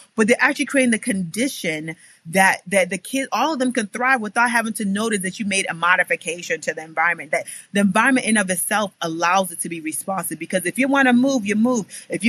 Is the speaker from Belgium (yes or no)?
no; Nigeria; also born or lived in Texas, United States; So when I was four, I was born in Texas. My dad was part of the government. So we went back to Nigeria when I was four.